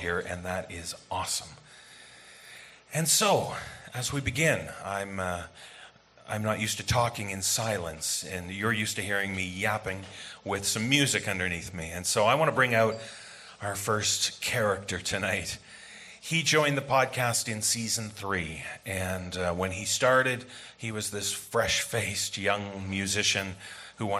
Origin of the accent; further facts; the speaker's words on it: Toronto, Ontario, Canada; my hometown, the birthplace of the podcast, Toronto, Canada